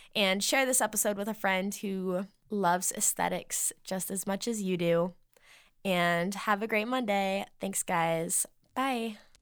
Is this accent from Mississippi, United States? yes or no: no; Massachusetts, United States; moved away; when I lived in Massachusetts in my hometown still